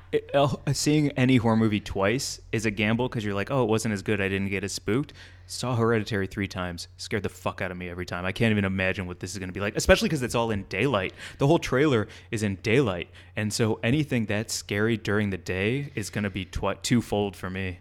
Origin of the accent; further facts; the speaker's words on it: Midwest, United States; moved away; we're both from the Midwest